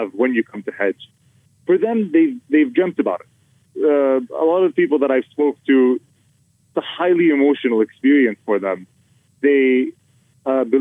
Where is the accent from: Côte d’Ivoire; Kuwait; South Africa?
Kuwait; I'm from Kuwait. My entire population is 2 to 3 million